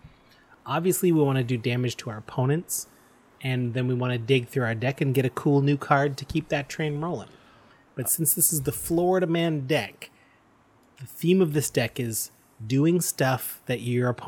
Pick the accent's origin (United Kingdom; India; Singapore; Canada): Canada; we're proud Canadian podcasters